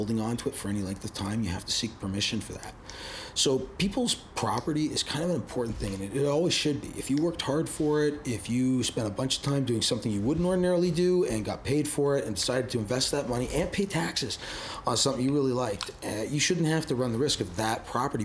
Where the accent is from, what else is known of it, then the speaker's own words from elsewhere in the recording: Canada; as a Canadian